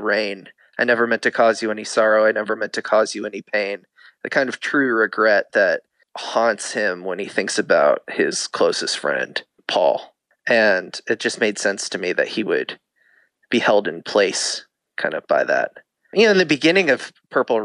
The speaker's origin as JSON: {"language": "English", "town": "Muncie", "region": "Indiana", "country": "United States", "tie": "born or raised there", "also_born_or_lived": "Kansas", "moved": "yes", "said": "I grew up in Muncie, Indiana, and then my family moved to Kansas."}